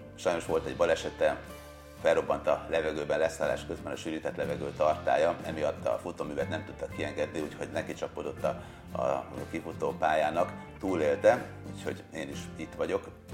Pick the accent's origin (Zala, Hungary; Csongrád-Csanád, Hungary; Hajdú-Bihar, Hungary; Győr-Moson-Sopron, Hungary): Győr-Moson-Sopron, Hungary; Sopron; moved away as an adult; now in Budapest, Hungary; Sopronból, Beri Soproni gyerek vagyok